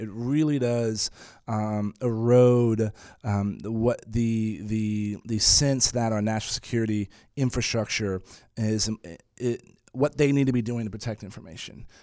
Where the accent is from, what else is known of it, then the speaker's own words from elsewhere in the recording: San Antonio, Texas, United States; I was born and raised in San Antonio